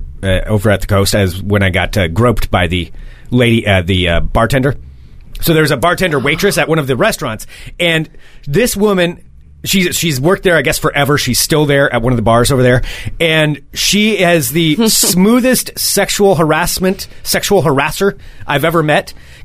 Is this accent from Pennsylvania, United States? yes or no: no; Willamette Valley, Oregon, United States; now in Portland, United States; I guess I'd be a valley person because I came from the Willamette Valley.